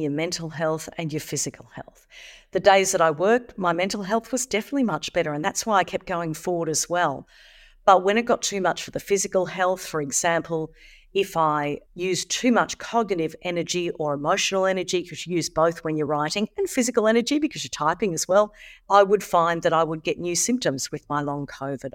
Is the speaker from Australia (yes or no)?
yes; Australia; Here in Australia